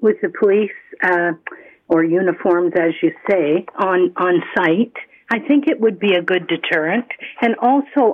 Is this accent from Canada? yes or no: yes; Toronto, Ontario, Canada; I grew up in Toronto